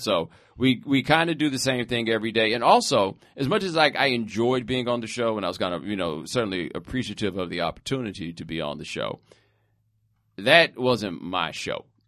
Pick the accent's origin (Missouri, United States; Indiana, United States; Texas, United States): Texas, United States; Houston; I'm from Houston